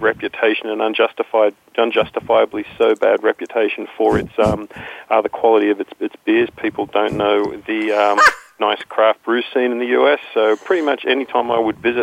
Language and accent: English; Australia; moved away as an adult; now in Morristown, United States; I live in Morristown, New Jersey now, originally from rather further away than the other people on this call. Originally came from Australia.